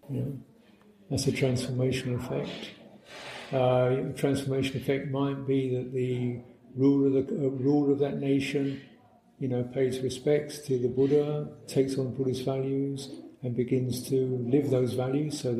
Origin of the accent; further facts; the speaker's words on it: United Kingdom; can sympathize with it from a personal, local, cultural thing, you know, as we see in Britain. You know, we're British.